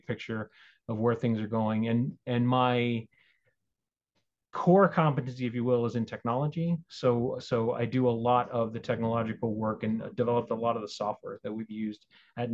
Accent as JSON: {"language": "English", "town": "Albuquerque", "region": "New Mexico", "country": "United States", "tie": "born or raised there", "also_born_or_lived": "Texas / Boulder, Colorado", "said": "I've been in New Mexico quite some time. I'm not quite a native, but I've been here since the 80s."}